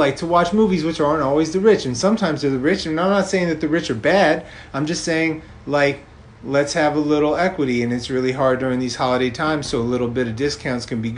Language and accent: English; New York City, New York, United States; growing up in New York City